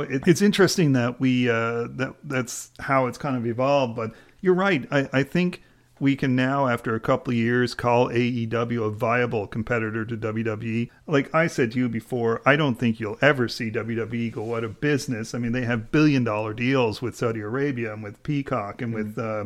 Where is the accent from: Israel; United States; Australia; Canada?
Canada; as a Canadian